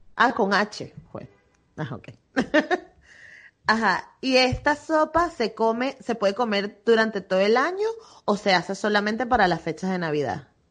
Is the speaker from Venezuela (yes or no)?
yes; Venezuela; now in Barcelona, Spain